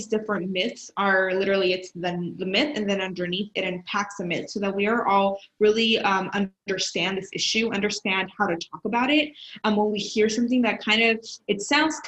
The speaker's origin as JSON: {"language": "English", "region": "Texas", "country": "United States", "said": "as a Texan"}